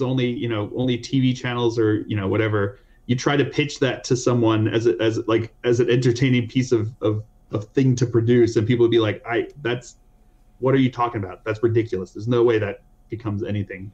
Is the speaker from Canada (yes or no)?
yes; Canada; That's about as Canadian as it gets